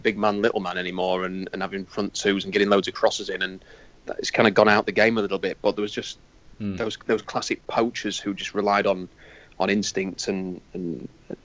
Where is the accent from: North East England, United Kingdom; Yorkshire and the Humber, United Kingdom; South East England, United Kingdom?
Yorkshire and the Humber, United Kingdom; I'm a bloke from Yorkshire